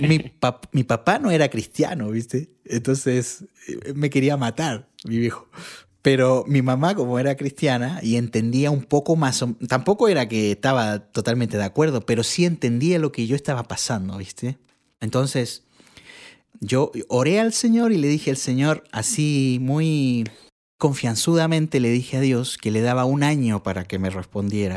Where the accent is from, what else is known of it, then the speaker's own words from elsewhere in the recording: Santiago, Santiago Metropolitan Region, Chile; soy chileno. Eh, nací en Santiago de Chile y bueno, desde desde que, yo tengo uso de razón, mi mamá iba a la iglesia. Y entonces siempre mi, niñez es recordar la iglesia.